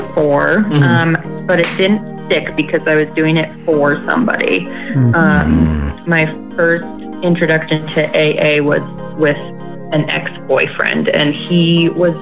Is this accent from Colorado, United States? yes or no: yes; Colorado Springs, Colorado, United States; I'm from Colorado Springs, Colorado. I'm a native